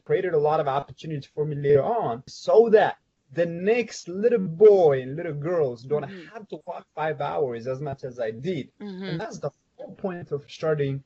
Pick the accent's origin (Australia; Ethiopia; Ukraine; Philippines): Ethiopia; my background story growing up in Ethiopia